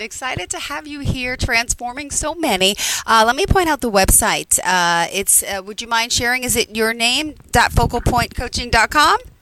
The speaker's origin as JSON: {"language": "English", "area": "Long Island", "region": "New York", "country": "United States", "said": "I'm from Long Island."}